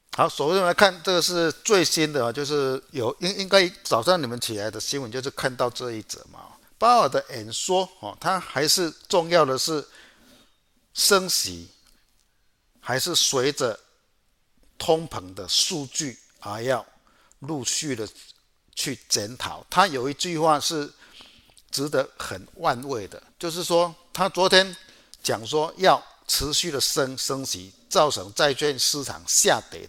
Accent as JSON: {"language": "Chinese", "town": "Chiayi", "country": "Taiwan", "said": "我是嘉义的"}